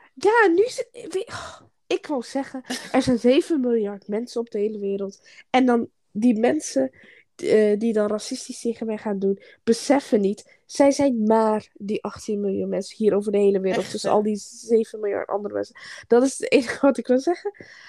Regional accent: Groningen, Netherlands; Ik kom uit Groningen

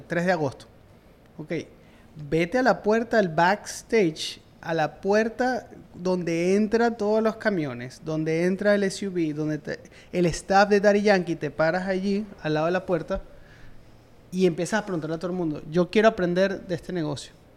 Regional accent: Venezuela; moved away as an adult; como profesional de la industria, en mi país, en Venezuela, yo traté y me costó muchísimo, me tuve que ir

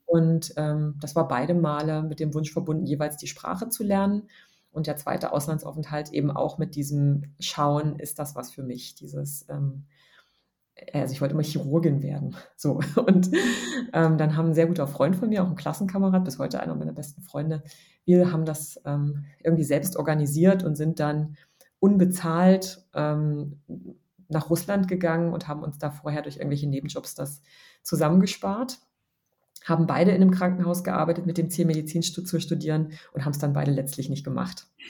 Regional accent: Dessau, Saxony-Anhalt, Germany; moved away as an adult; also born or lived in Berlin; now in Munich, Germany; Ich bin in Dessau aufgewachsen und ähm, habe da ähm, gewohnt und gelebt, bis ich so 19 war

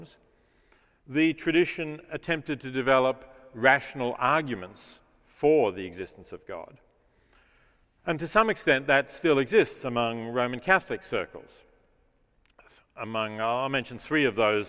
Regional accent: Melbourne, Victoria, Australia; moved away; my hometown, as I still think of Melbourne

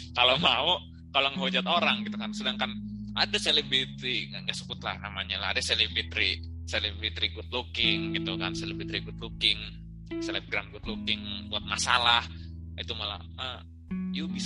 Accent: Bekasi, West Java, Indonesia; Itu, itu aja sih perkenalan gue. Gue dari Bekasi.

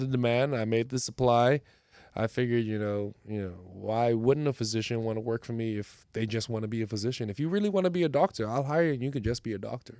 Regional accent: Bahamas; moved away; also born or lived in Miami; Was raised in the Bahamas, uh, both parents from the Bahamas.

